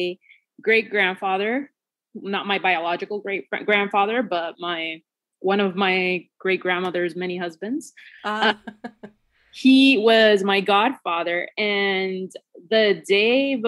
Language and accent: English; Puerto Rico; I grew up in Puerto Rico. I am Puerto Rico born and raised